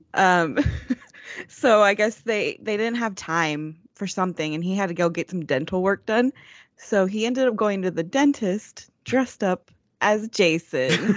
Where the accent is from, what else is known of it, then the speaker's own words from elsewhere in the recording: Texas, United States; accent: Texas; my great Texas accent